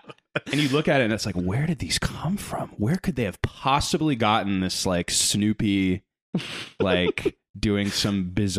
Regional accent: United States; Well, I didn't grow up in LA. I grew up in South Bend, Oregon, where...

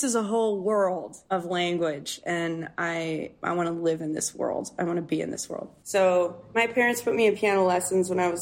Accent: Canada; I grew up in Canada, which has, you know, a 6 month winter, give or take.

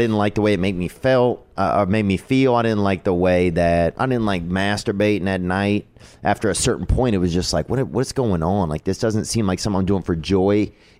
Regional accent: Louisiana, United States; I'm from the South. I'm from Louisiana, but I didn't have a religious upbringing

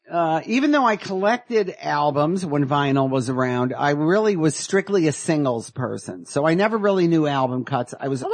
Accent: Detroit, Michigan, United States; moved away as an adult; also born or lived in Madison, Wisconsin; now in Los Angeles, United States; I grew up in Detroit.

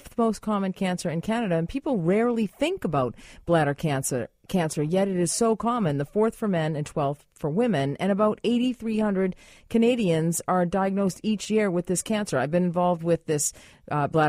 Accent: Boston, Massachusetts, United States; my hometown of Boston, Massachusetts.

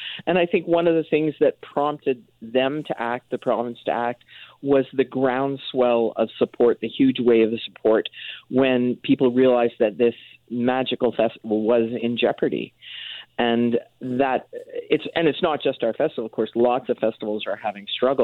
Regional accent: Ireland; now in Vancouver, Canada; Being Irish

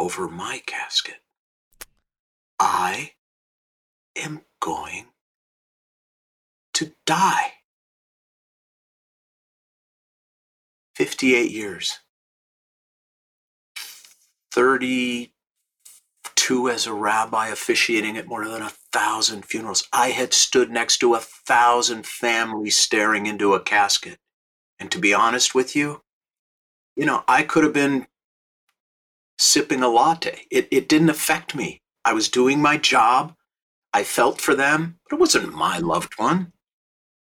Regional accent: Minneapolis, Minnesota, United States; now in Los Angeles, United States; I live in Los Angeles. I grew up in Minneapolis.

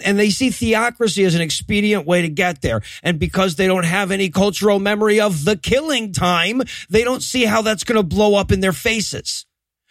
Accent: United States; as an American

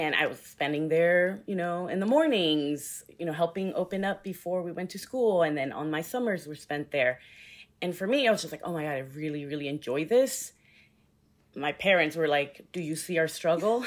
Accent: Houston, Texas, United States; also born or lived in New York; born and raised in Houston

